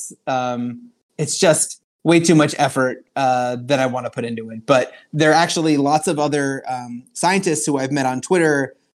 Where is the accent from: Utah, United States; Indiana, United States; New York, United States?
New York, United States; Long Island; I grew up on Long Island in New York